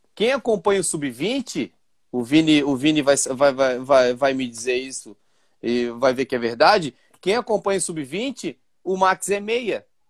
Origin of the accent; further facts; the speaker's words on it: Itapema, Santa Catarina, Brazil; também sou de Itapema